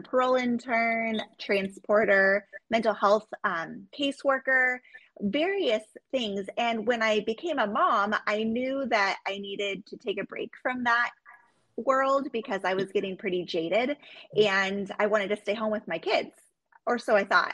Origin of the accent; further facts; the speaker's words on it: Juneau, Alaska, United States; I was born and raised in Juneau, Alaska